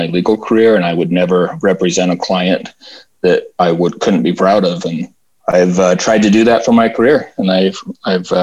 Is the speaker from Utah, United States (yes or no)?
yes; Salt Lake City, Utah, United States; I'm from Salt Lake City, Utah. I was born here and I still live here